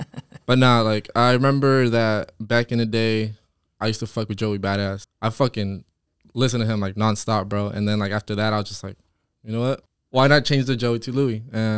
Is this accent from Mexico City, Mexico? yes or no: no; Jalisco, Mexico; Jalisco, bro. Demasiado Jalisco.